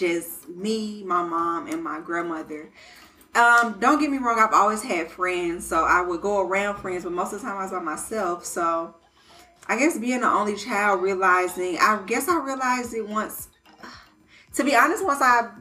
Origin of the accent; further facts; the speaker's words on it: Detroit, Michigan, United States; moved away; also born or lived in Colorado / Georgia; I was actually born in Colorado. I'm an Army baby. Both of my parents were in the military together, but I was raised in Detroit